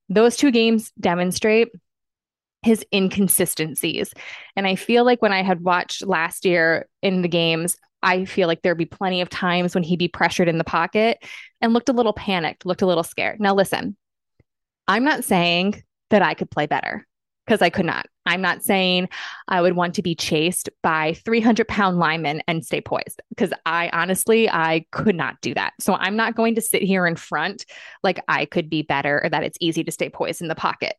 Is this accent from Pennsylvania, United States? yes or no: yes; outside of Philadelphia, Pennsylvania, United States; moved away as an adult; also born or lived in Boston; now in Stillwater, United States; born and raised outside of Philly